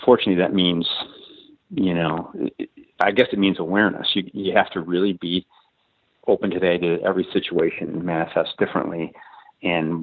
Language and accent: English; Chicago, Illinois, United States; I was raised in Chicago on the South Side